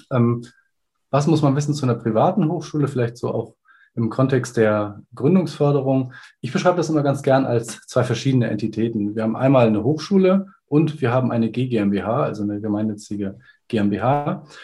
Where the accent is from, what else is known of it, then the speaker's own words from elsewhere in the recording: Kiel, Schleswig-Holstein, Germany; Ich bin 39 Jahre alt, komme aus Kiel und würde mich als Informatiker beschreiben. Habe selber an der FH Kiel studiert